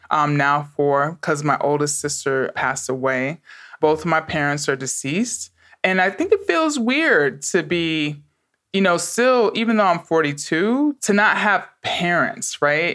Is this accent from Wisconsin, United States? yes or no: no; New York City, New York, United States; I grew up in the Bronx during the crack epidemic